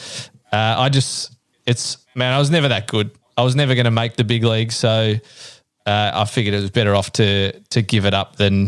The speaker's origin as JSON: {"language": "English", "region": "northeast Victoria", "country": "Australia", "said": "So I'm from northeast Victoria."}